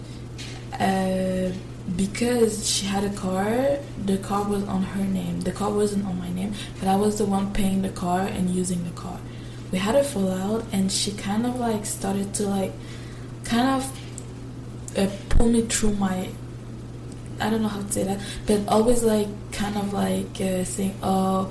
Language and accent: English; Quebec, Canada; I'm from Quebec, which means I had to do the cégep before going to university